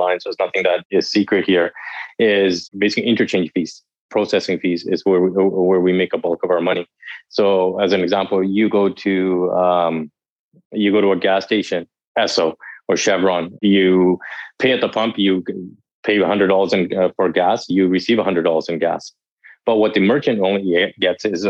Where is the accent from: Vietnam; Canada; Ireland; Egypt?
Canada; I'm from Canada